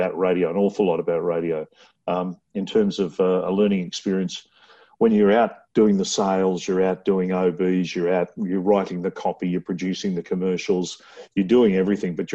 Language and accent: English; Brisbane, Queensland, Australia; also born or lived in Laverton, Melbourne, Victoria; I was born in Melbourne, but I went to school in Queensland.